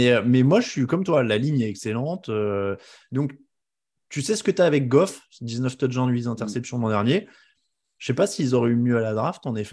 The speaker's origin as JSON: {"language": "French", "country": "France", "said": "chez nous en France."}